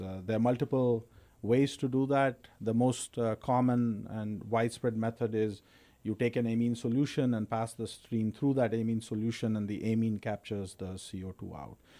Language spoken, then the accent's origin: English; India; moved away as an adult; also born or lived in Texas, United States; now in United States; I'm originally from India. Grew up in India. Uh, came to the U.S. in 1998 uh, for my PhD